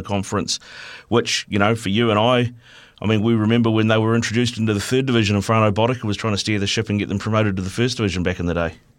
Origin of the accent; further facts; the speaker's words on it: Auckland, New Zealand; I was born and bred in Auckland